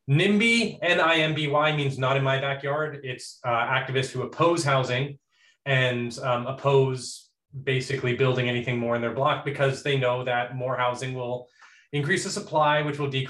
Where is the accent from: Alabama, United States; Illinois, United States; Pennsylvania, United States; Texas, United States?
Texas, United States; I live in Texas. Um, not in any of the big cities, just like in just the central Texas in some medium town. Um, I am a Norwegian citizen and an American citizen. My mom's an immigrant. I was born in Texas